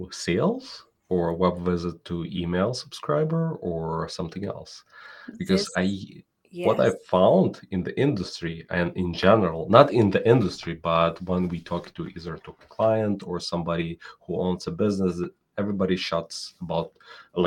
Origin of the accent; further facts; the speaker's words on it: Ukraine; now in New York City, United States; I'm originally from Ukraine